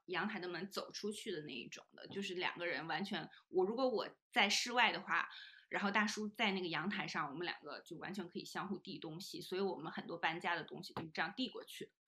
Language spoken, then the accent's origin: Chinese; Northeast China, China; moved away as an adult; also born or lived in United Kingdom; 比如说卧室要朝南，就可能是我家，就是东北人的需求